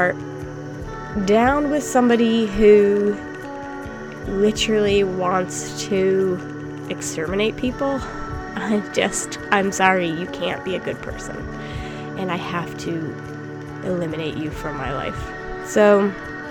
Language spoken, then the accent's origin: English; United States; moved away; as an American who does not live in America